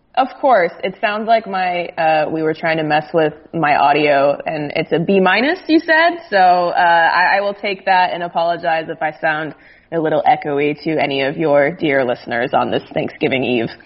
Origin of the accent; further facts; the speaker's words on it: Phoenix, Arizona, United States; moved away as an adult; I grew up in Phoenix